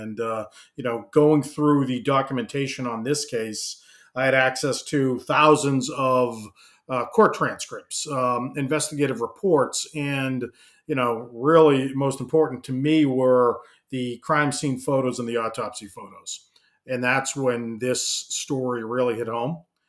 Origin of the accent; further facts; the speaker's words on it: Hyannis, Massachusetts, United States; as a kid growing up in the middle of Cape Cod in Hyannis.